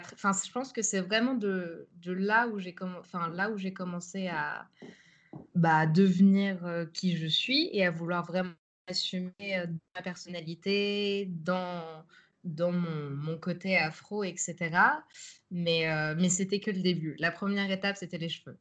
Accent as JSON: {"language": "French", "town": "Nogent-sur-Marne", "region": "Île-de-France", "country": "France", "tie": "born or raised there", "moved": "as an adult", "lives_now": "Amsterdam, Netherlands", "said": "j'ai grandi en banlieue parisienne, à Nogent-sur-Marne"}